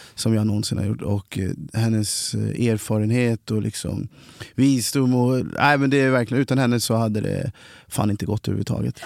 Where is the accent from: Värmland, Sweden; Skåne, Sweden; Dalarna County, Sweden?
Värmland, Sweden; Kristinehamn; also born or lived in Cali, Colombia; now in Stockholm, Sweden; kom hit när jag var sex månader adopterad från Colombia. Eh, är och växte upp då i Kristinehamn i Värmland